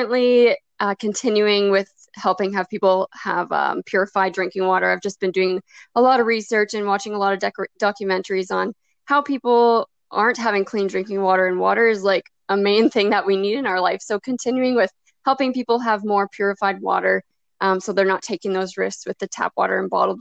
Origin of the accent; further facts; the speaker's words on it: Saskatchewan, Canada; I'm from Saskatchewan, Canada